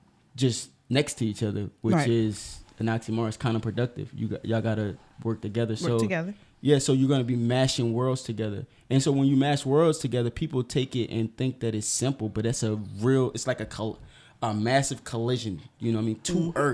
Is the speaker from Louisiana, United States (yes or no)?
yes; New Orleans, Louisiana, United States; And I'm from